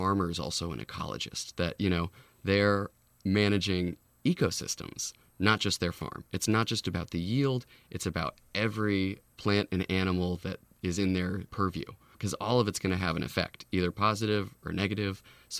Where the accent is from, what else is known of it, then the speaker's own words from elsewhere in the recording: Lafayette, California, United States; I grew up here in the Bay Area, Lafayette.